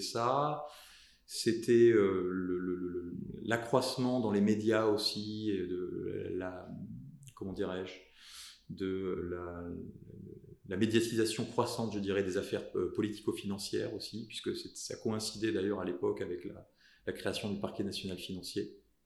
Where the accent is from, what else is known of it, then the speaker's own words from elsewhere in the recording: south of France, France; je suis natif du sud de la France